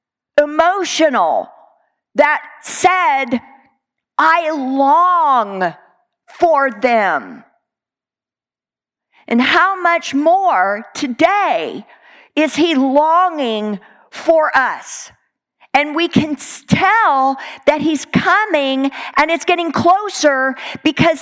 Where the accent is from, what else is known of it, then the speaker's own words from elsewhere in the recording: Texas, United States; I'm a Texan